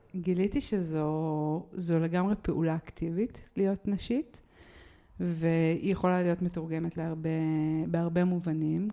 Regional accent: Jerusalem, Jerusalem District, Israel; אני רק מירושלים

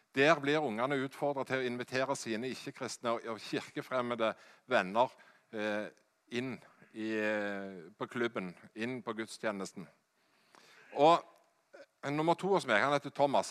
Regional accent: Hjelmeland, Rogaland, Norway; Jeg er fra Hjelmeland i Ryfylke

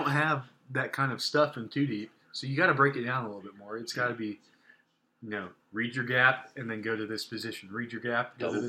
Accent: Indiana, United States; I grew up in Northern Indiana.

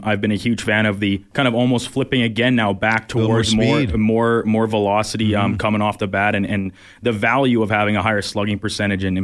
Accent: Canada; young kids like me growing up in Canada

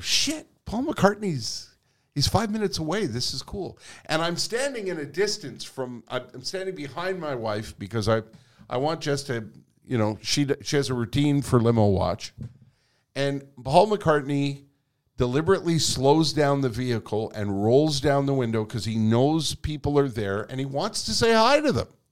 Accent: Quebec, Canada; first language English; I was born here. I was educated in English here.

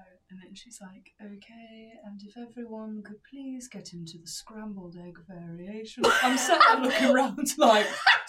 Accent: England, United Kingdom; now in London, United Kingdom; I'm an English rose.

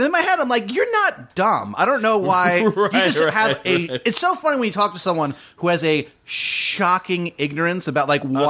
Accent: Northern Virginia, United States; now in Austin, United States; growing up in Northern Virginia

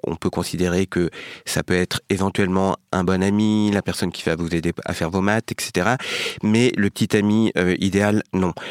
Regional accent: France; d'origine vietnamienne, né en France, grandi en France

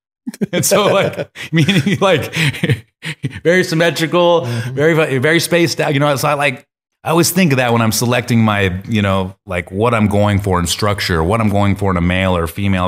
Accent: Eugene, Oregon, United States; I'm from Eugene

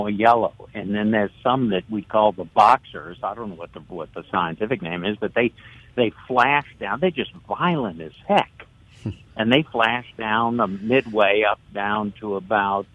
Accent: New Orleans, Louisiana, United States; moved away as an adult; now in Covington, United States; I grew up in New Orleans

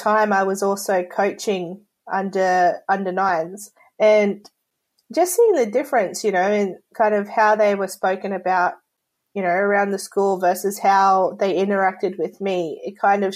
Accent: Rockhampton, Queensland, Australia; I grew up in Rockhampton, central Queensland

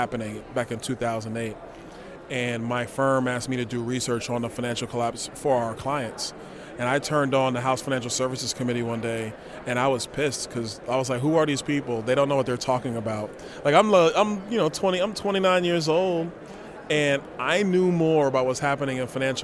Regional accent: New York City, New York, United States; moved away as an adult; also born or lived in Tallahassee, Florida; now in Naples, United States; We grew up in Crown Heights, Brooklyn

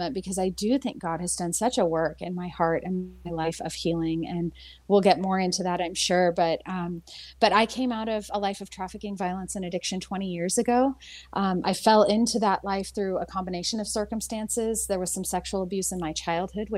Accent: San Francisco, California, United States; I grew up in San Francisco

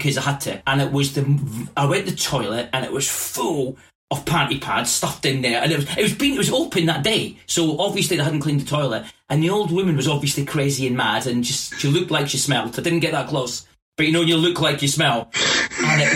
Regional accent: Scotland, United Kingdom; moved away as an adult; also born or lived in London; I'm from Scotland, I am from Scotland, but I moved when I was 18 to London

